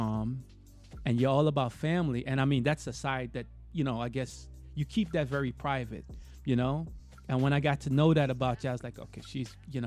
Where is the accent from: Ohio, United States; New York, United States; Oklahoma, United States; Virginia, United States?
New York, United States; now in Florida, United States; where I'm from, New York. I live in Florida now